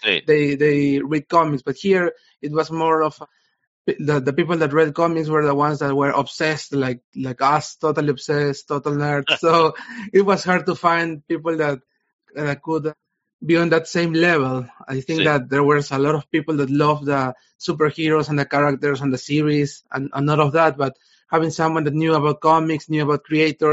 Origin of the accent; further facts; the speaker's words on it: Peru; I'm from Peru. I'm currently in Peru.